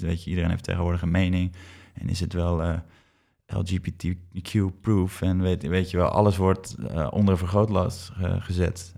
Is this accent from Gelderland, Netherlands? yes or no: no; IJmuiden, North Holland, Netherlands; waar ik ben opgegroeid in Amuiden